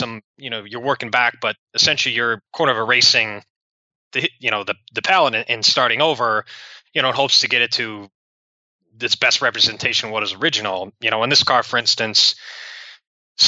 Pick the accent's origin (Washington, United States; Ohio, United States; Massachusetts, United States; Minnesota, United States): Ohio, United States; Cleveland; moved away as an adult; also born or lived in Kansas; I was going from Cleveland to Kansas